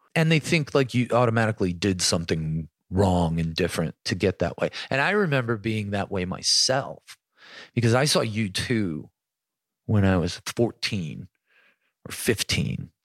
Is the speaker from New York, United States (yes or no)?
yes; Buffalo, New York, United States; growing up in Buffalo had a lot